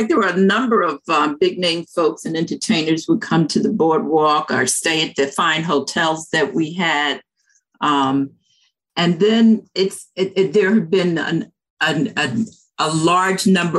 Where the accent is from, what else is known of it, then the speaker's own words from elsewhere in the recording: Asbury Park, New Jersey, United States; I grew up here in Asbury Park.